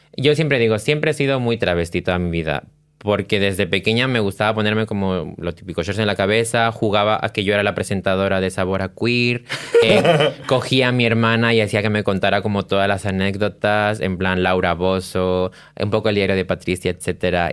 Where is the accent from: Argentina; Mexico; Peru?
Peru; now in Spain